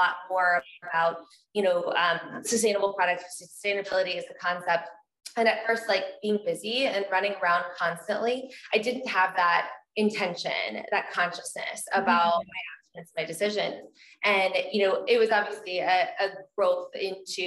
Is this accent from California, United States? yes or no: no; Texas, United States; I grew up in Texas.